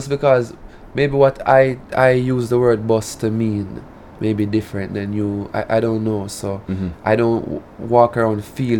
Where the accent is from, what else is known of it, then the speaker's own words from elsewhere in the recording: Jamaica; accent: Jamaican; I do DJ in my patois, which is clear with my my Jamaican accent is clear in my music